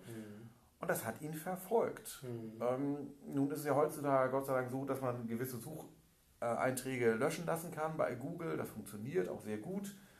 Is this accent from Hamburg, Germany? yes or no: yes; Hamburg, Germany; Ich bin äh, gebürtiger Hamburger